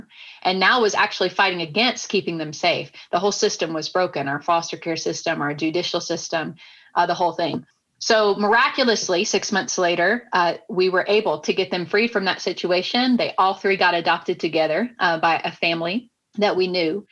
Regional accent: Nashville, Tennessee, United States; I was growing up in Nashville, Tennessee

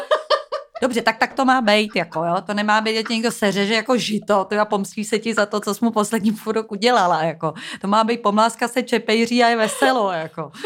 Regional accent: Prague, Czechia; já jsem z Prahy, tak máme takový slang

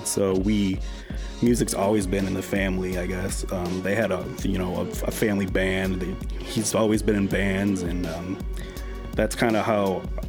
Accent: Randolph, Minnesota, United States; I was born in Minneapolis, but I think I was in first grade when we moved away from Minneapolis and we moved to a small town called Randolph, Minnesota.

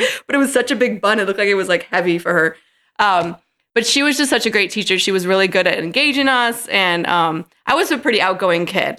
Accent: St. Charles, Illinois, United States; also born or lived in Chicago; my Chicago stint for ten years, but now, um, I'm back in Saint Charles

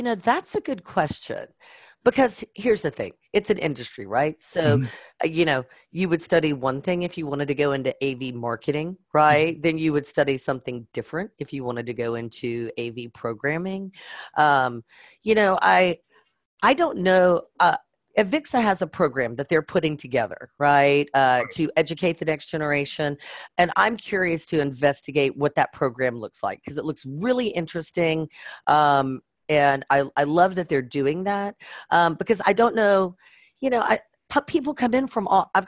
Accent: Southern Louisiana, United States; I was born and raised in Southern Louisiana

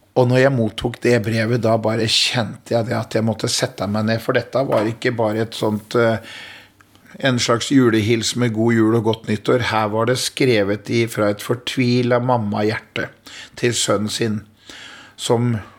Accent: Askim, Østfold, Norway; Jeg eh, er eh, født og oppvokst i Askim, eh, en by i Indre Østfold.

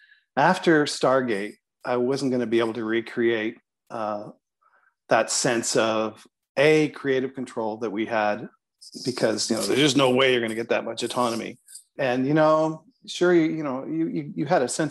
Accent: Toronto, Ontario, Canada

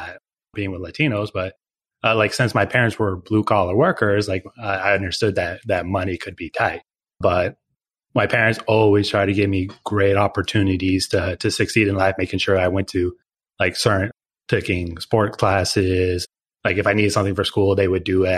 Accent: Oregon, United States; I'm originally from Oregon

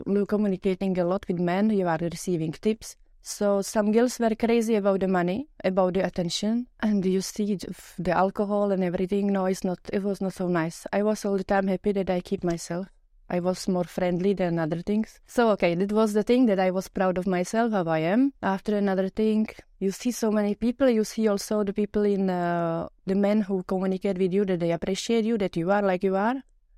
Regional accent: Czechia; English is a second language; moved away as an adult; now in Luxembourg; from Czech Republic, from a small town. I started to travel and when I was 25 for short-time jobs, and here in Luxembourg I met my future man.

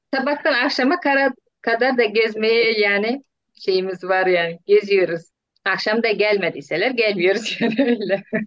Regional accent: Turkmenistan; moved away as an adult; now in Turkey; Türkmenistan'dalar çocuklarım.

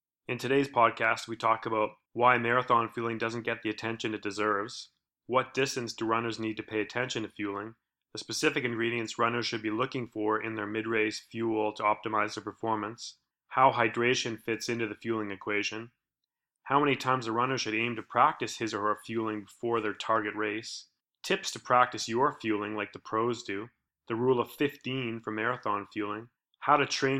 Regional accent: Victoria, British Columbia, Canada; the Canadian Sport Institute Pacific in my hometown of Victoria, BC.

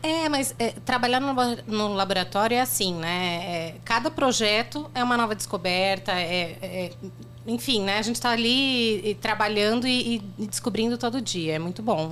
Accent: Joinville, Santa Catarina, Brazil; eu nasci em Joinville, uhum. mas atualmente eu tô morando ali em Dayal

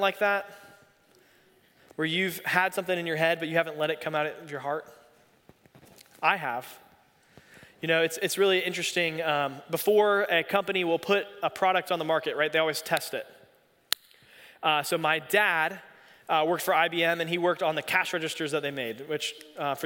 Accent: Raleigh, North Carolina, United States; I grew up here in Raleigh

